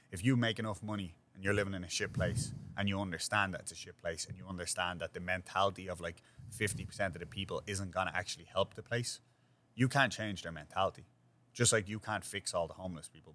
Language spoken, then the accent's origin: English; Dublin, Leinster, Ireland; now in New York, United States; where I grew up is the same thing, but except we had a much greater extensive community when I grew up in Ireland